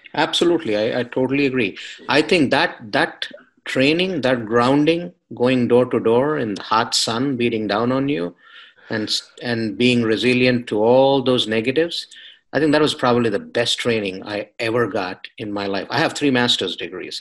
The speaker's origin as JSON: {"language": "English", "country": "India", "moved": "yes", "said": "I'm coming from India, coming from a culture that's highly competitive, where I couldn't dream of finishing college without a master's education"}